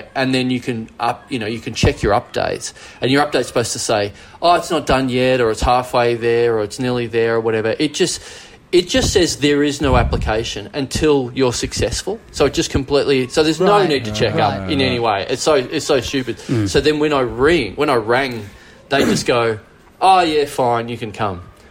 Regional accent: Melbourne, Victoria, Australia; I'm from Melbourne

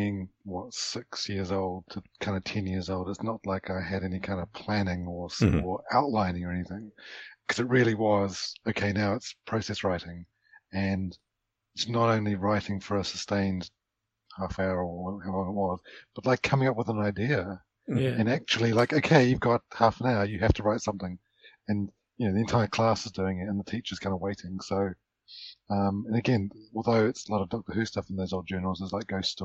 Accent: New Zealand; obviously I grew up in New Zealand, I'm from New Zealand

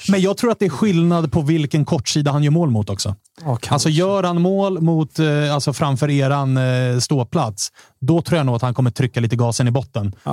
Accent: Stockholm, Stockholm County, Sweden; vi stockholmare

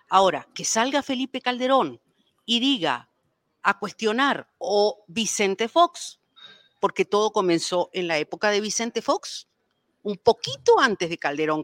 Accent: Paraguay; now in Mexico

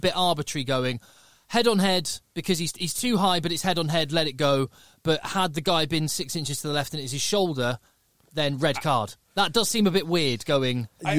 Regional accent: England, United Kingdom; just because we're English

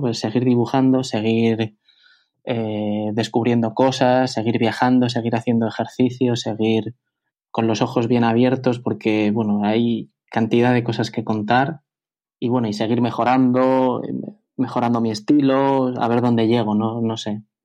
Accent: Bilbao, Basque Country, Spain; moved away as an adult; also born or lived in Madrid; yo soy de Bilbao, eh, yo vivo en Bilbao

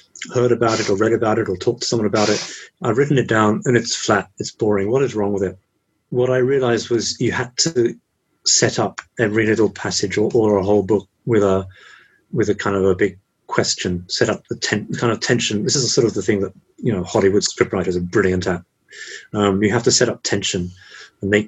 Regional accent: England, United Kingdom; moved away as an adult; also born or lived in Japan; I'm English from England

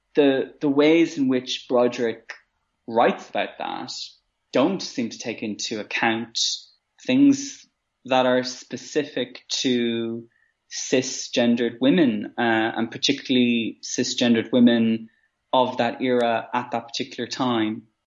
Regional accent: Maynooth, Leinster, Ireland; growing up in Maynooth, where I grew up

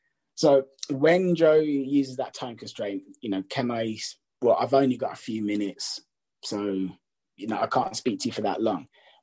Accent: England, United Kingdom; because we're both English

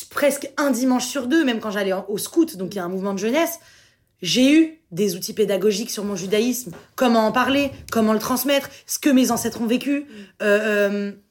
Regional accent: France; parce que on habite à Paris, on est juif, mais on est français avant tout.

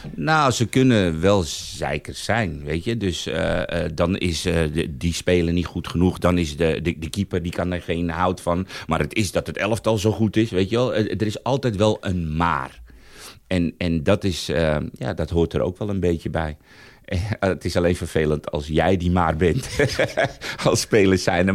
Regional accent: Weesp, North Holland, Netherlands; also born or lived in Bijlmer, Amsterdam Zuidoost; Ik zelf kwam eigenlijk uit de Bijlmer eh, tot mijn tiende in Amsterdam Zuidoost. En na mijn tiende heb ik in Weesp gewoond

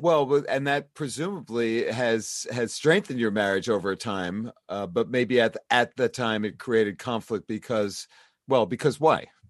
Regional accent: New York City, New York, United States; new york city my hometown

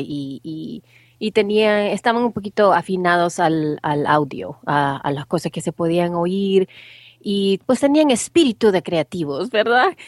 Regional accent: El Salvador; now in United States; soy salvadoreña, pero ya tengo muchísimos, muchísimos años de vivir en los Estados Unidos

